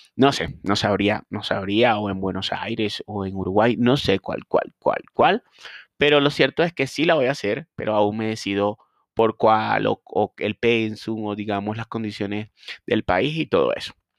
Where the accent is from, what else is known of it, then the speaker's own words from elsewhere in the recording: Barquisimeto, Lara, Venezuela; also born or lived in Guanare, Venezuela; trabajé con un grupo de clínicas en mi ciudad natal, Barquisimeto también en mi hermoso país Venezuela